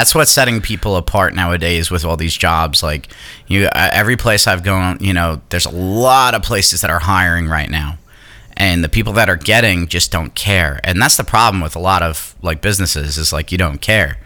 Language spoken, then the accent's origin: English; New York, United States; moved away; I'm from New York